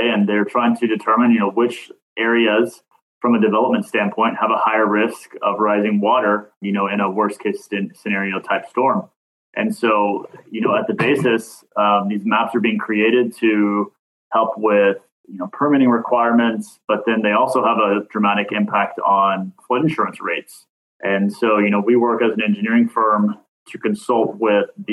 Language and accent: English; Kentucky, United States; moved away; I'm originally from Kentucky, moved south to warmer weathers